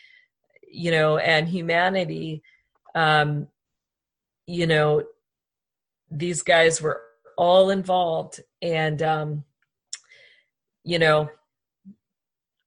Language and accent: English; United States; we allowed them as American people